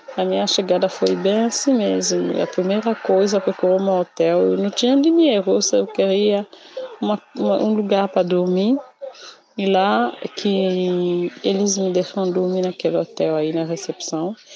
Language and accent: Portuguese; Kinshasa, DR Congo; Portuguese is a second language; moved away as an adult; now in Brazil; eu sou da capital de Kinshasa. É, sempre morei na capital